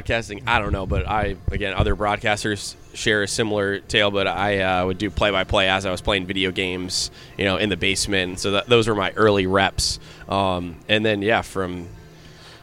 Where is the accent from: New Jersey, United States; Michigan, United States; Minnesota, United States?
New Jersey, United States; Edison; also born or lived in Red Bank, New Jersey; grew up in Edison, New Jersey, which is the fifth largest municipality in the state of New Jersey